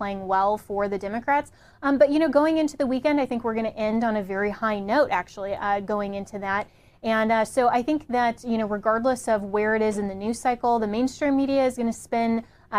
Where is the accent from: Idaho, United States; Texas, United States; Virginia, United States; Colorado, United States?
Colorado, United States; I come from Colorado